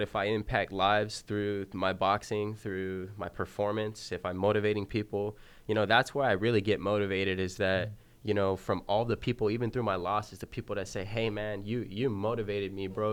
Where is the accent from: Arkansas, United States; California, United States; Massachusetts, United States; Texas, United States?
California, United States; Santa Maria; my hometown, Santa Maria